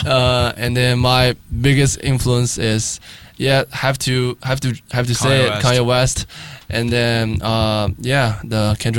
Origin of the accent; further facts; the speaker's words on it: Shanghai, China; also born or lived in Los Angeles, United States / Guangzhou; I'm from Shanghai, and then yeah, go to UCLA for college and then come back.